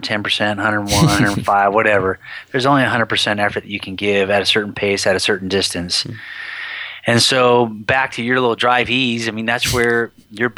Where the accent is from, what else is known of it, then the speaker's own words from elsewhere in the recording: Humboldt County, California, United States; I come from Humboldt County, which is a 65-degree weather town